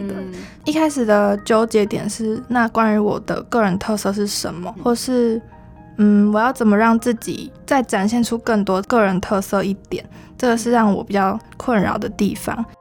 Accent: Kaohsiung, Taiwan; moved away as an adult; also born or lived in Taipei; 因为我那时候是在台北读书嘛，然后我是高雄人

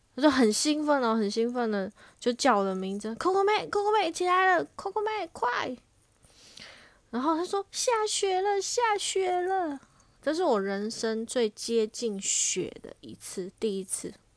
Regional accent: Taiwan; moved away as an adult; also born or lived in Tokyo, Japan; 我还特别打电话回台湾

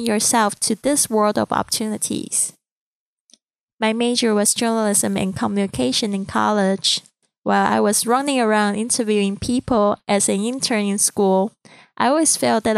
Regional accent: Taiwan; accent: Chinese accent; first language Mandarin; English is a second language; moved away; I'm originally from Taiwan, and Mandarin is my first language.

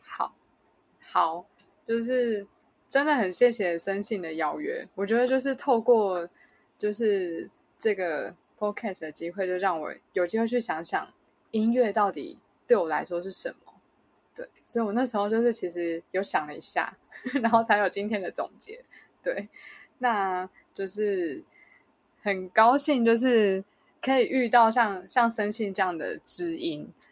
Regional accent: Kaohsiung, Taiwan; now in New Taipei, Taiwan; 我家乡是在高雄，但我刚好说我工作是在新北

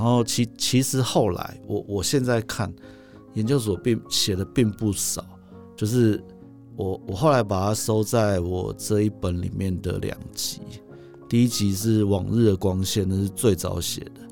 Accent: Taipei, Taiwan; also born or lived in Hualien; 我回到台北，因为我是台北人嘛。嗯。我其实在外，我其实在外县市只过了七年而已

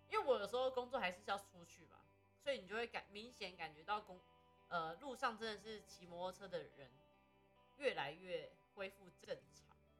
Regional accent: Taiwan; 我们台湾人

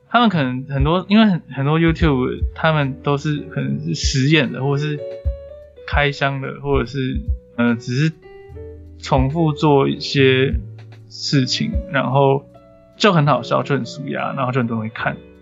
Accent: Taipei, Taiwan; 我们两个都是台北长大的

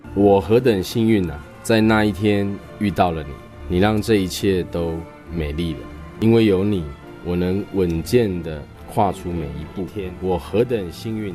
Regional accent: Taiwan; 我在中心村长大

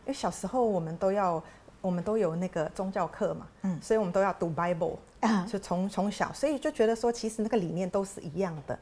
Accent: Philippines; now in Taiwan; 我自己是菲律宾长大嘛，嗯。那菲律宾是一个天主教的国家，所以我从小念的学校就是天主教跟基督教的学校

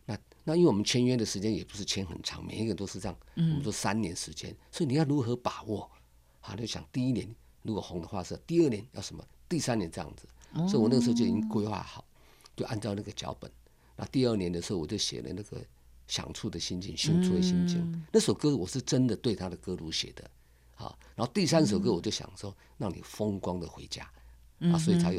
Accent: Keelung, Taiwan; also born or lived in Taichung; now in Ruifang, Taiwan; 其实我是在基隆的啦，我是基隆长大的

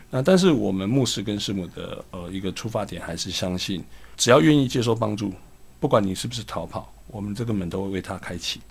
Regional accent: Kaohsiung, Taiwan; 我出生在高雄的一个乡下啦。嘿。我其实我小时候就， 我住在高雄的燕巢

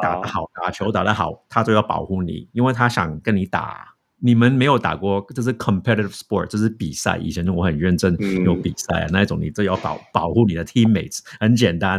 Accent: United States; Chinese is a second language; moved away as an adult; now in Taiwan; 我在美国长大，我只有，我是自己一个，我父母也不在，我没有兄弟姐妹

